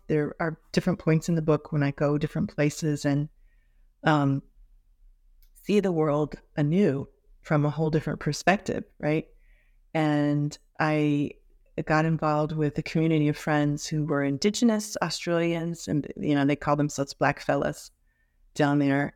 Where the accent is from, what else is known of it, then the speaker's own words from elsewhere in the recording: Los Angeles, California, United States; also born or lived in Santa Barbara, California; growing up in Hollywood, a very multiracial, um, multi-ethnic international environment at Hollywood High School